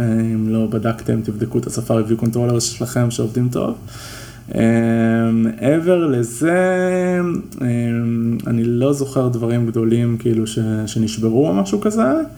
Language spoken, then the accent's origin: Hebrew; Israel; אנחנו ישראלים